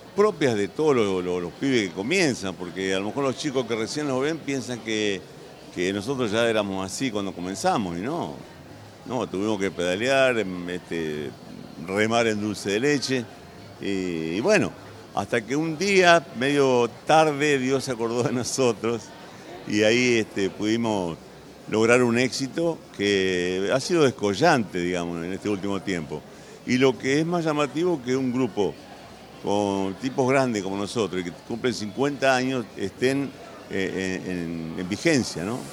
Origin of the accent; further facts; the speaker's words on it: Santa Fe, Argentina; nosotros somos de Santa Fe